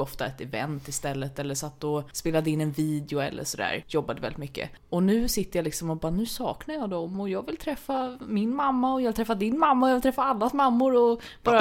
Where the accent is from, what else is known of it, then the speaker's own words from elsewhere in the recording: Stockholm, Stockholm County, Sweden; jag var stockholmare